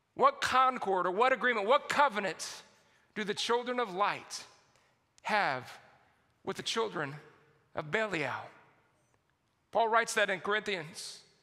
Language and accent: English; San Antonio, Texas, United States; I grew up in San Antonio, Texas